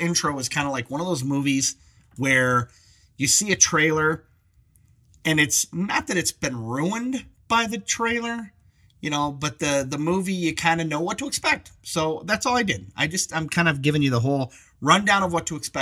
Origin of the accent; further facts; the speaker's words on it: Michigan, United States; moved away as an adult; now in Colorado, United States; we're from Michigan